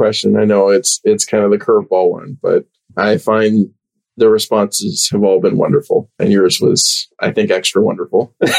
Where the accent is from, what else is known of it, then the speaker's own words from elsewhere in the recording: Melbourne, Florida, United States; now in Texas, United States; I grew up in Florida